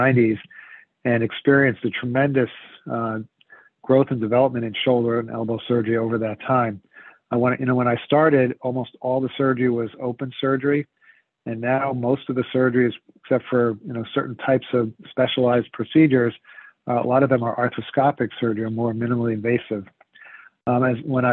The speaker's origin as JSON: {"language": "English", "country": "United States", "tie": "born or raised there", "also_born_or_lived": "Princeton, New Jersey / San Francisco, California", "moved": "as an adult", "lives_now": "Rhode Island, United States", "said": "I grew up just outside of New York City"}